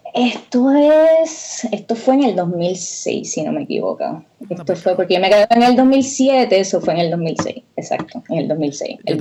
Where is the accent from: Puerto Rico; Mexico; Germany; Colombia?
Puerto Rico; Lajas; moved away as an adult; also born or lived in San Germán, Puerto Rico / Mayagüez, Puerto Rico; now in United States; yo soy de Lajas, Puerto Rico